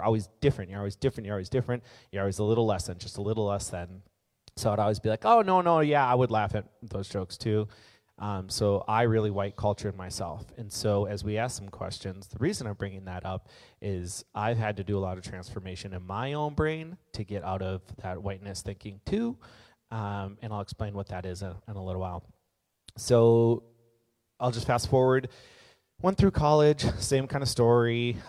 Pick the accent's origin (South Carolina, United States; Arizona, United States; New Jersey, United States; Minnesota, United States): Minnesota, United States; Minneapolis; I grew up in Minneapolis. I'm 36 right now. Grew up in Minneapolis, went to a Christian, that's the word I'm looking for. Went to a Christian private school growing up.